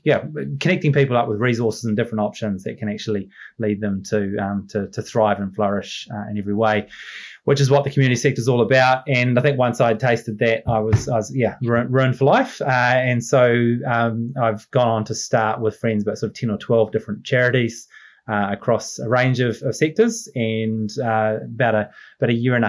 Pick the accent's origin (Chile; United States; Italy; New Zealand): New Zealand; Masterton, Wellington; also born or lived in London; I grew up on a small farm in the Wairarapa, just on the outskirts of Masterton